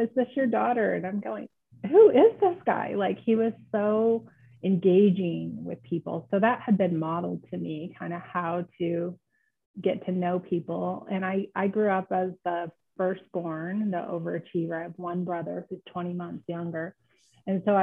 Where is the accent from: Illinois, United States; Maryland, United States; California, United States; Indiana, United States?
Indiana, United States; moved away; I grew up in Indiana